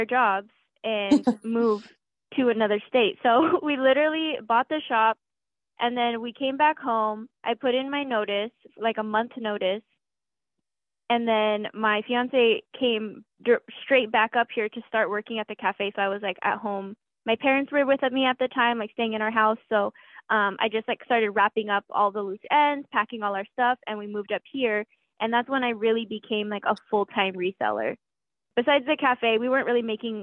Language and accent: English; San Diego, California, United States; moved away as an adult; back in my hometown